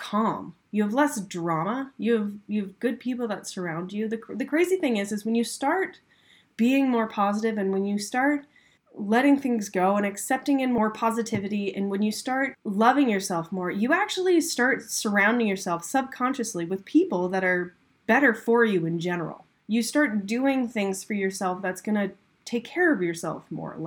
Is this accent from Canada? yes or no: yes; Canada; I'm from Canada. There's lots of ice here